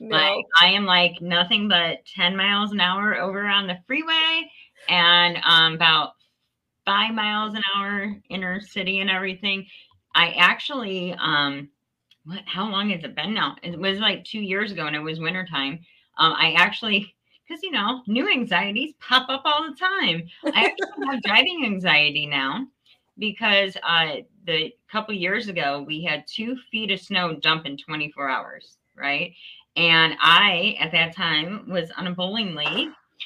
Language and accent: English; Northeast Ohio, United States; I am in Northeast Ohio, small town, Ashtabula. I'm like right up on Lake Erie, born and raised in Northeast Ohio.